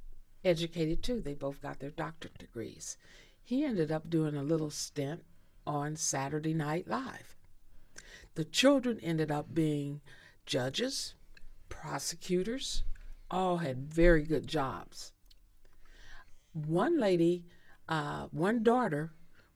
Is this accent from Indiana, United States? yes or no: yes; Indianapolis, Indiana, United States; I grew up in Indy